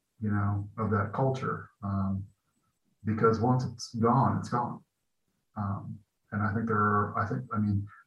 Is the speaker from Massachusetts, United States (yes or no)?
no; Peoria, Illinois, United States; moved away as an adult; also born or lived in Chicago / San Francisco; my hometown, which I am back in my hometown now in Peoria